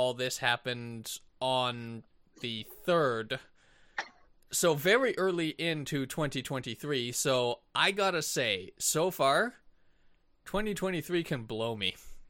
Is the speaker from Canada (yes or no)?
yes; Canada; I fail at being Canadian.